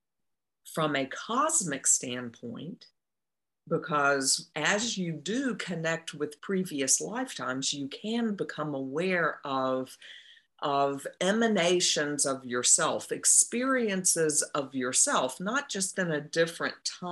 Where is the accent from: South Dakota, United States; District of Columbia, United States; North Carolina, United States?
North Carolina, United States; Eastern; I grew up in North Carolina, Eastern North Carolina